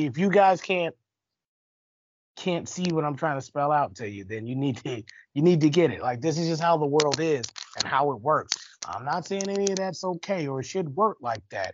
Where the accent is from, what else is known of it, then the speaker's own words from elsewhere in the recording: Chicago, Illinois, United States; now in Chico, United States; born and raised in Chicago